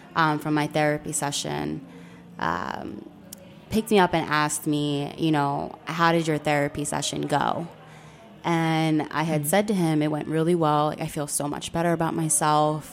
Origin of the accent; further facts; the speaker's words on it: Philadelphia, Pennsylvania, United States; I was raised in North Philly